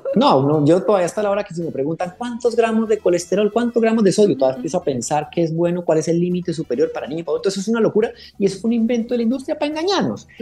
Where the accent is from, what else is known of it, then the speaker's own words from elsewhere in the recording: Colombia; como ah, latinos, como colombianos